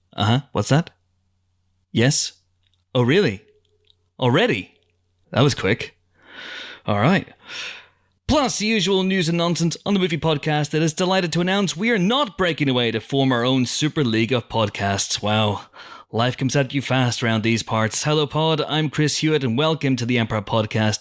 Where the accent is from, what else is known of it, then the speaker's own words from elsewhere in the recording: Banbridge, Northern Ireland, United Kingdom; a town in Northern Ireland called Drumora, which is near my hometown of Banbridge